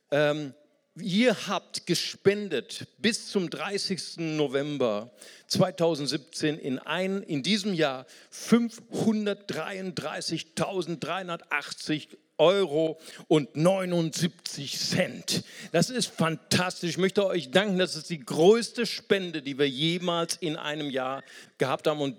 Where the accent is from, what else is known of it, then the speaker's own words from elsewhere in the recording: Brazil; German is a second language; ich fühle, ich fühle, bin Brasilianer, ich fühle, dass ich weiser werde.